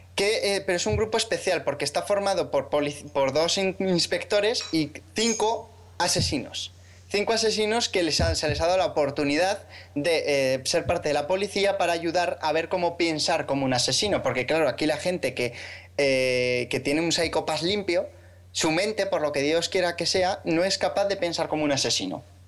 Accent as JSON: {"language": "Spanish", "region": "Aragon", "country": "Spain", "said": "soy maño como vosotros"}